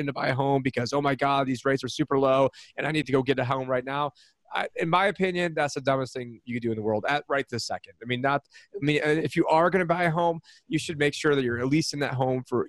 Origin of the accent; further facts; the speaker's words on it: upstate New York, United States; now in Arizona, United States; I'm from upstate New York